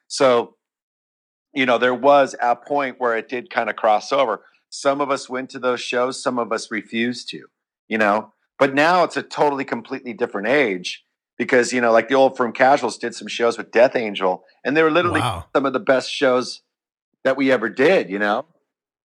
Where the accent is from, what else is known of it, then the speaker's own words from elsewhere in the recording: Bay Area, California, United States; growing up in the Bay Area and being around the whole thrash scene